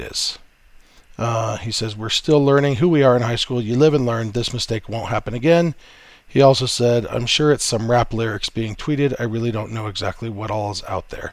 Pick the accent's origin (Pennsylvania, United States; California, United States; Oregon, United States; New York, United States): California, United States; Southern; I grew up in Southern California